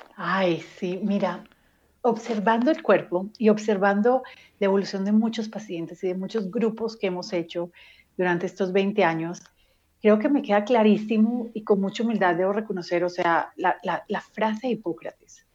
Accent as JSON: {"language": "Spanish", "town": "Medellín", "region": "Antioquia", "country": "Colombia", "tie": "born or raised there", "said": "crecí en Medellín, Colombia"}